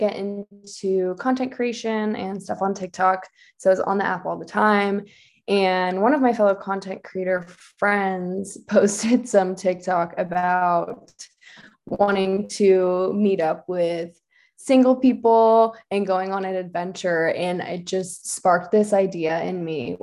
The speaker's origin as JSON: {"language": "English", "town": "Orange", "region": "California", "country": "United States", "tie": "born or raised there", "moved": "yes", "lives_now": "Lake Tahoe, United States", "said": "I am from Orange, California, grew up in the city of Orange, kind of by Chapman University."}